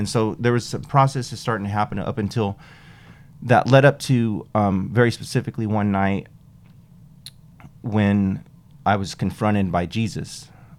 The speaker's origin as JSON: {"language": "English", "region": "New Mexico", "country": "United States", "tie": "born or raised there", "said": "So I grew up in New Mexico, just a few miles from Texas. So it's more like a West Texas culture"}